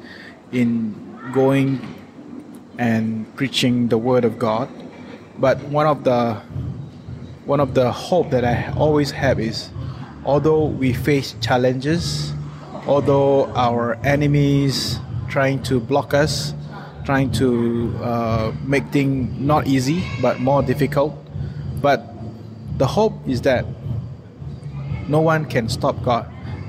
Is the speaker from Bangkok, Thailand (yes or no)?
no; Chiang Rai, Thailand; I come from Chiang Rai, Thailand.